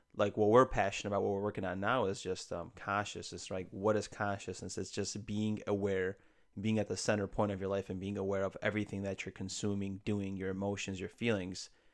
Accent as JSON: {"language": "English", "town": "Chicago", "region": "Illinois", "country": "United States", "tie": "born or raised there", "also_born_or_lived": "Poland", "said": "I was born in, I was raised in Chicago for the most of my life"}